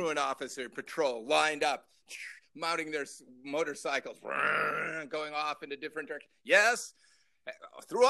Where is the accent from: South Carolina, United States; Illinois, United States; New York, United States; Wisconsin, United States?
Illinois, United States; Libertyville; my hometown, the town of Libertyville, Illinois.